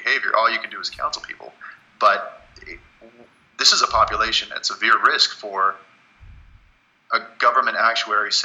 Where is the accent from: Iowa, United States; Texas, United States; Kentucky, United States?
Texas, United States; College Station; also born or lived in Dallas area, Texas; I grew up in College Station, so I've been going to Aggie games since I was 6 or 7